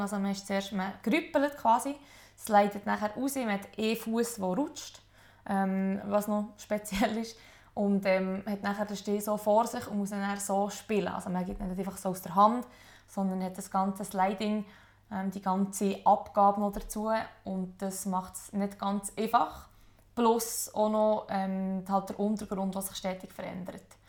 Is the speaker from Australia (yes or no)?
no; Adelboden, Bern, Switzerland; Adelboden, wo ich aufgewachsen bin